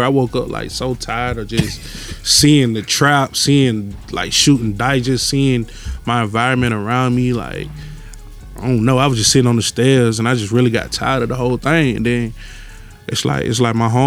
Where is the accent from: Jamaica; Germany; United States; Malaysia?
United States; Atlanta, Georgia; I grew up all over there